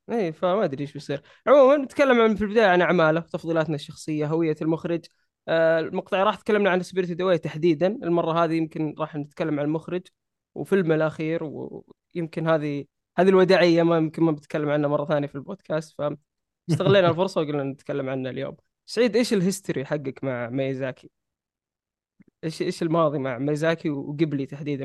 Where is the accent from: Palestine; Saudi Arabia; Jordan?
Saudi Arabia; عندنا في السعودية